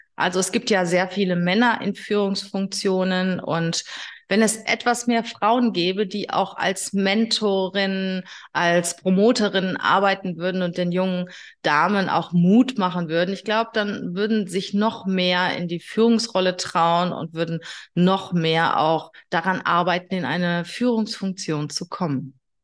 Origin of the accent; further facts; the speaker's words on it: Germany; bei uns in Deutschland